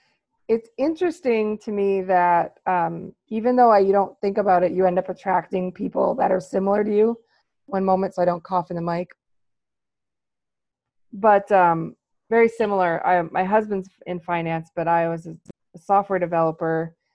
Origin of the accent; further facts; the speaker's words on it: United States; And I am American.